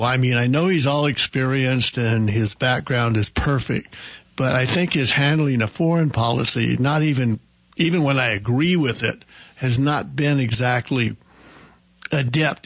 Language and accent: English; hometown of Will Rogers, Oklahoma, United States; my hometown